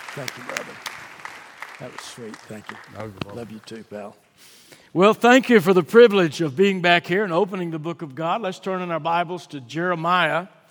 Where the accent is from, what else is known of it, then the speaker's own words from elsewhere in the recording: Fort Worth, Texas, United States; I was born in Fort Worth, Texas